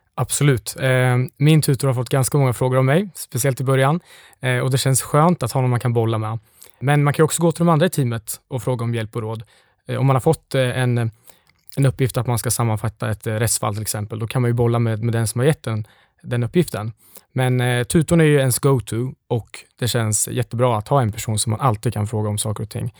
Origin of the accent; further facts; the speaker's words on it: Lindesberg, Örebro County, Sweden; moved away; Jag kommer från Lindesberg